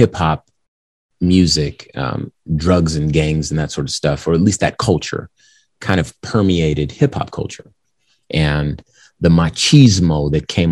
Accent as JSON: {"language": "English", "town": "Compton", "region": "California", "country": "United States", "tie": "born or raised there", "said": "I'm from Compton, California. So that gang environment is something that I was born into"}